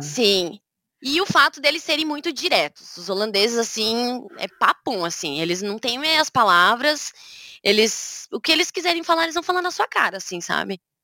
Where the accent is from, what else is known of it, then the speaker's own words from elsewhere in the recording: Curitiba, Paraná, Brazil; first language Portuguese; moved away as an adult; now in Groningen, Netherlands; sou curitibana, né? Na verdade, eu sou do interior do Paraná, mas cresci em Curitiba